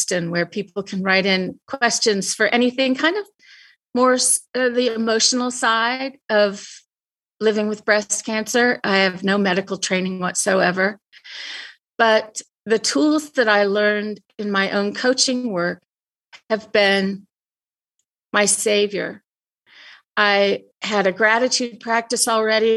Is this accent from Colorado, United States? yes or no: yes; Denver, Colorado, United States; moved away as an adult; also born or lived in South Africa / Boulder, Colorado; I'm from Denver, and we now live west of Boulder in the mountains